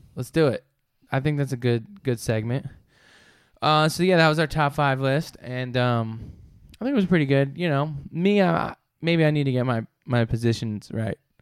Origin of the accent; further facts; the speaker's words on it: New York, United States; I'm from New York.